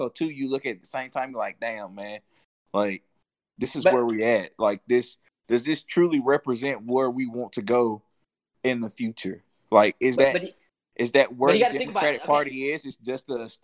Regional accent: Mississippi, United States; I'm from Mississippi.

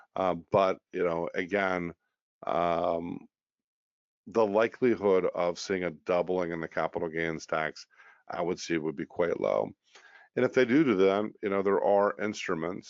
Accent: United States; as a American

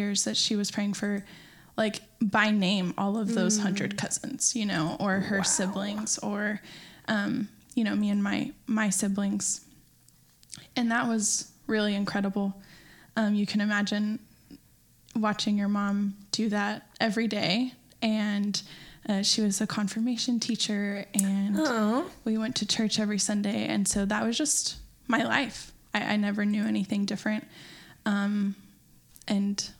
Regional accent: Burnet, Texas, United States; I'm from Burnett, Texas, which is a very small town

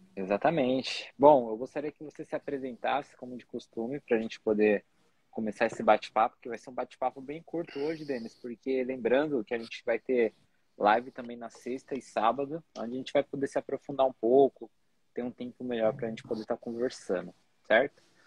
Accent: São Paulo, Brazil; Eu saí de São Paulo, né, do lugar ali onde tinha artistas há 10 anos

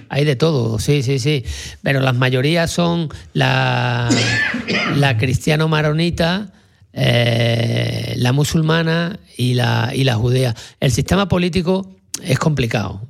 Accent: Sanlúcar de Barrameda, Andalusia, Spain; yo que soy de Sanlúcar, allí en Cádiz

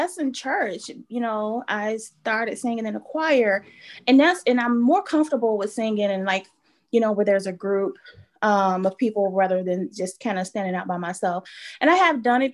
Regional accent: Chicago, Illinois, United States; Grew up West Side Chicago, born and raised, different areas on the West Side

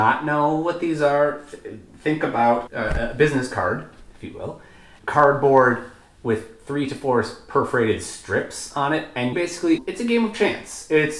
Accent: Minnesota, United States; So growing up in Minnesota, just 3.5 hours away by car, most people have gone and visited the Dells as children.

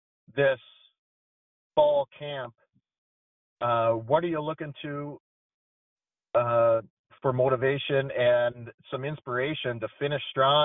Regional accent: Duluth, Minnesota, United States; Being from Inver Grove Heights, Minnesota native, I'm from Duluth, Minnesota

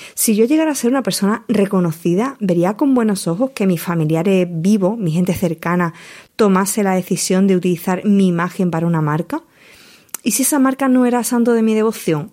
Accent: Huelva, Andalusia, Spain; accent: Andalusian; Ya venías de Huelva, como era mi caso

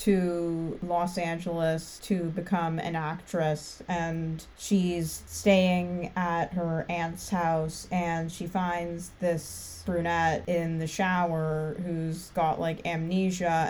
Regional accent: Ottawa, Ontario, Canada; I'm from Ontario, but I'm like from Ottawa

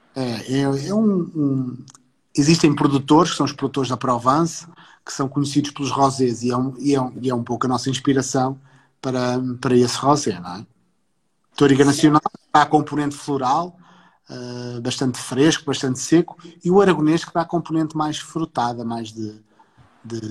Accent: Porto, Norte, Portugal; Eu não sou, eu não sou nem sequer sou do Alentejo, sou do Porto.

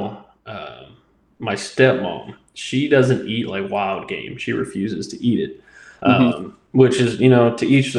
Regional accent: Midwest, United States; also born or lived in the South; now in Southern United States; I grew up in the Midwest, and then I've lived in the South ever since then

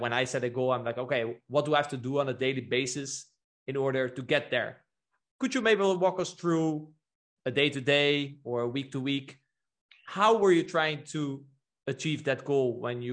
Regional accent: Netherlands; moved away; also born or lived in Brazil; I was born in the Netherlands

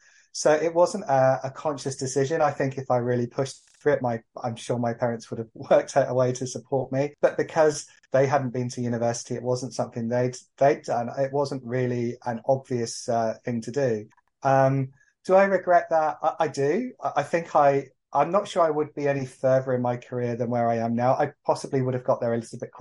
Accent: Exeter, South West England, United Kingdom; I grew up in Exeter in Devon a few years ago now

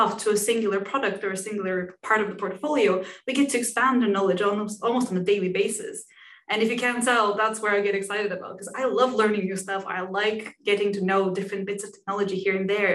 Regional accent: Bulgaria; moved away as an adult; also born or lived in Denmark; now in United Kingdom; So I am originally from Bulgaria. I then moved to Denmark to study IT technology, and then I came to the UK, practically for my career

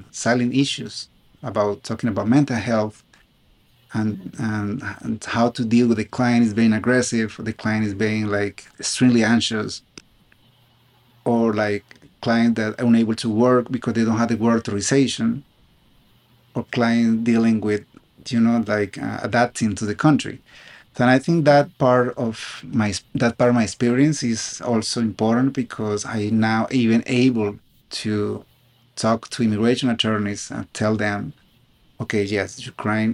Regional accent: Colombia; accent: South American; English is a second language; moved away as an adult; now in United States; I was born in Colombia. I applied to law school in the United States from Colombia

